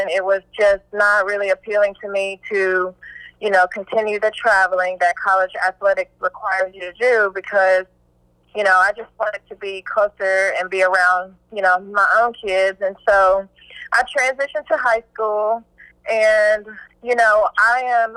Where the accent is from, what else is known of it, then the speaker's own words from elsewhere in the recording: Dallas, Texas, United States; also born or lived in Michigan / Jacksonville, Texas / Austin, Texas; now in Corsicana, United States; I'm originally from Michigan, and moved to Dallas in the third grade, and I'm a Jacksonville Pantherette. I graduated from Jacksonville High School